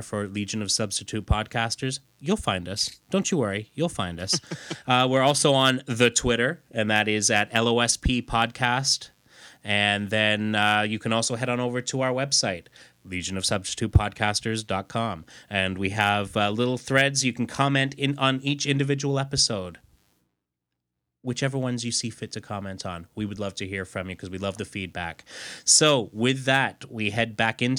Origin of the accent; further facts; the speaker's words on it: United Kingdom; being British myself